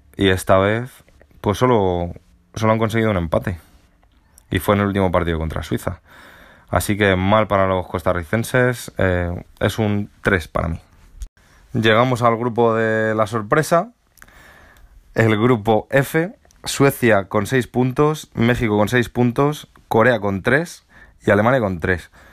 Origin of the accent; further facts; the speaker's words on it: Spain; siendo español